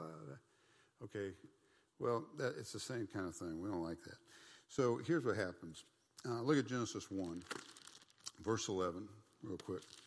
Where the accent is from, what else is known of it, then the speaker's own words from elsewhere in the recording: United States; I'm an American, and back then it was like, I'm, I'm an American, I'm part of the Christian nation